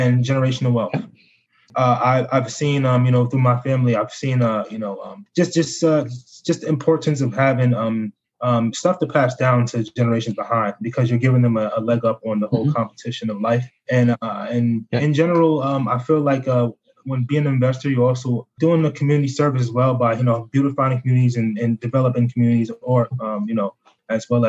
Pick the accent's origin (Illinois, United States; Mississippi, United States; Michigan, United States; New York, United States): New York, United States; Albany; I'm pretty much from Albany, New York. I was born in New York City.